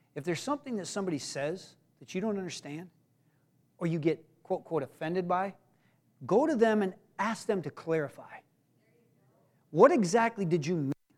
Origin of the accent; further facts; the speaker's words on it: United States; I'm an American